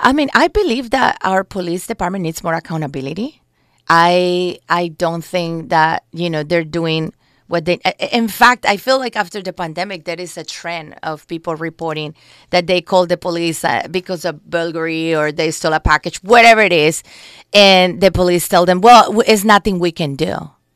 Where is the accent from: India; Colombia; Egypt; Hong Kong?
Colombia; English is a second language; moved away as an adult; also born or lived in New York, United States; now in Los Angeles, United States; I'm immigrated to this country when I was eighteen from Colombia with my family.